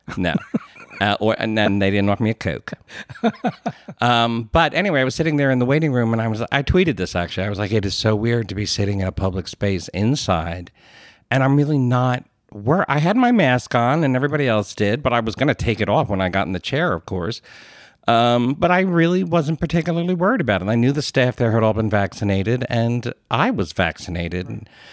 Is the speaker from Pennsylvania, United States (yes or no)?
yes; Philadelphia, Pennsylvania, United States; accent: Philly; I grew up in the Philadelphia area